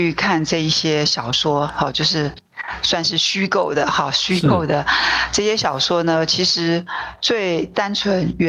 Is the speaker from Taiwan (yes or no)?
yes; Taipei, Taiwan; 那我又是。很典型的都会人哦，我都是在台北出生长大